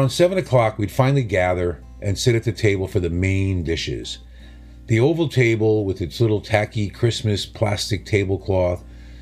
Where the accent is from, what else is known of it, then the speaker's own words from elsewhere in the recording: New Haven, Connecticut, United States; Growing up in New Haven on Long Island Sound, we were swimming in Italian Americans and fresh seafood